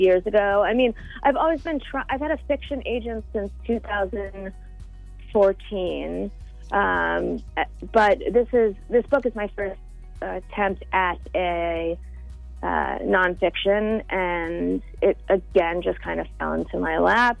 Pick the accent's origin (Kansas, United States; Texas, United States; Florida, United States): Florida, United States; also born or lived in New York; I was born in New York, but I grew up in Florida